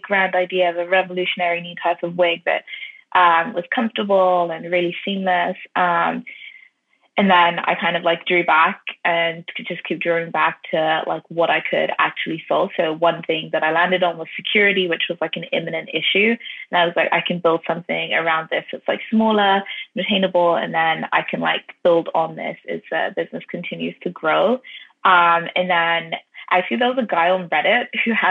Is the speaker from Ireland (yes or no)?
yes; Ireland; also born or lived in London, United Kingdom / North London; London born, but I was raised in Ireland as well